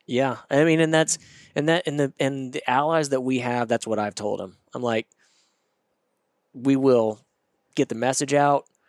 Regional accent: Northwest Arkansas, United States; I grew up in Northwest Arkansas

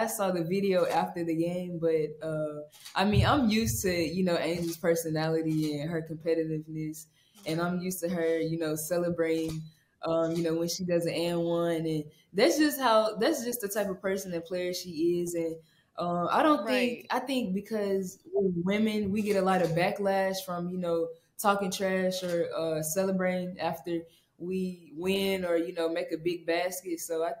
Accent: Memphis, Tennessee, United States; now in Baton Rouge, United States; I think I'm going to get the key to the city in Memphis. So let's go. Yeah, I can't wait to go back to my hometown.

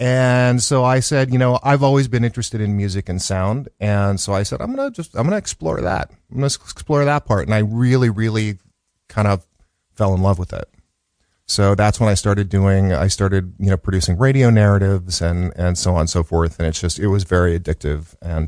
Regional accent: Chicago, Illinois, United States; born there; Well, so I was born in 1965 in Chicago, in the South Side of Chicago.

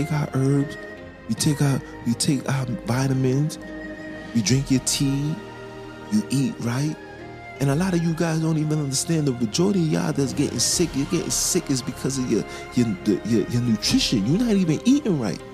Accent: New York City, New York, United States; I'm from Brooklyn

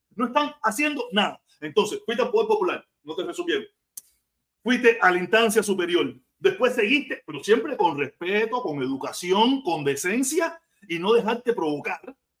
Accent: Havana, Cuba; moved away as an adult; now in Miami, United States; yo soy de La Habana

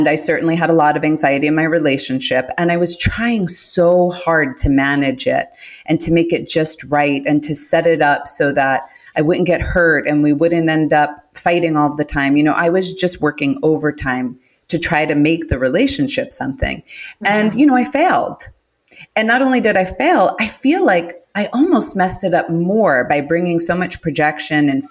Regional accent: New York City, New York, United States; I'm from Queens. I'm from Queens, New York.

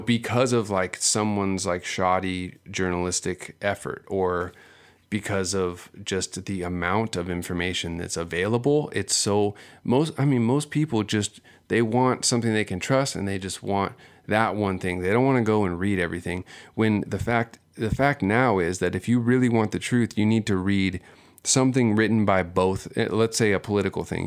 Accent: Seal Beach, California, United States; growing up here, growing up in Southern California, I grew up in Seal Beach

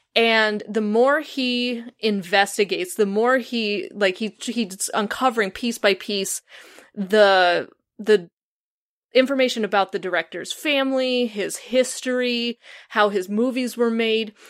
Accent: Chicago, Illinois, United States; I'm from the Chicago area

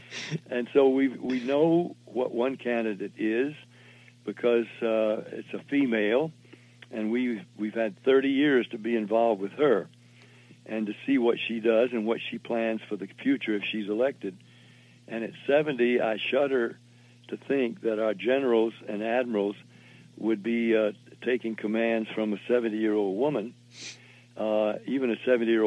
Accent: Jacksonville, Florida, United States; moved away; also born or lived in Nashville, Tennessee / Denton, Texas; I was born in Jacksonville

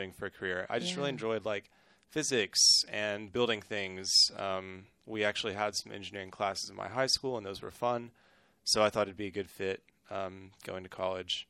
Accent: Waco, Texas, United States; growing up in Waco, grew up around Baylor

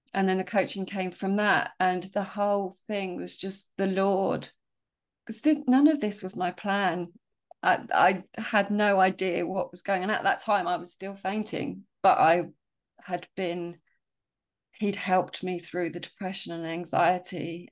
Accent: Sussex, South East England, United Kingdom; I grew up in Well, S-, Sussex, moved a few times.

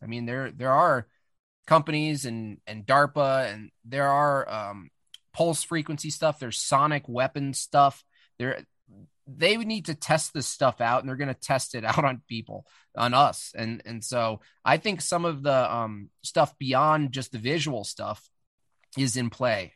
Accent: Hunter, New York, United States; moved away; I grew up in the Catskill Mountains

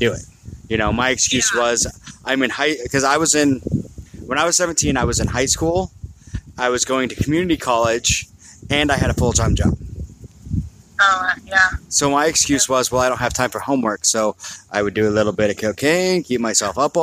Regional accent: Maple Valley, Washington, United States; in high school, I grew up out in Maple Valley

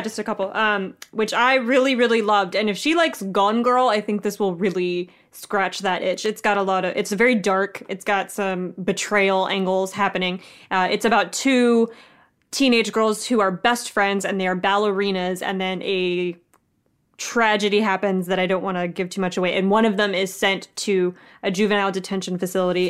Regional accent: the South, United States; I grew up in the South. I grew up poor and brown in the South.

